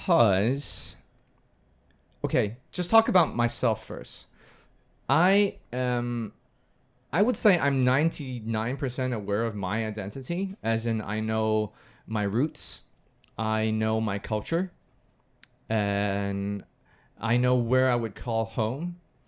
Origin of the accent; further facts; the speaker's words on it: Hong Kong; accent: American; But interesting thing is I come back to Hong Kong after college and my friends would say, why do you have an American accent?